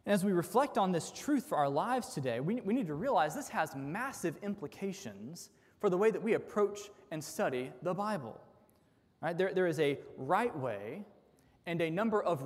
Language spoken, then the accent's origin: English; United States; as modern American sinful humans